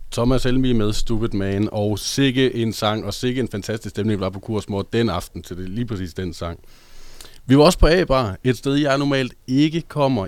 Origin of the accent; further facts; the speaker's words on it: Hobro, North Denmark Region, Denmark; moved away as an adult; also born or lived in Aarhus; Jeg var fra Hobro, og dengang jeg øh, boede i Hobro, øh, da jeg var under 18